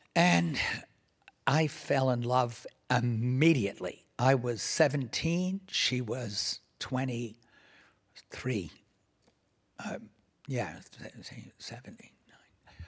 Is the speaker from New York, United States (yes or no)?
yes; New York City, New York, United States; I grew up in Washington Heights, which is basically north of Harlem and south of Inwood Hill Park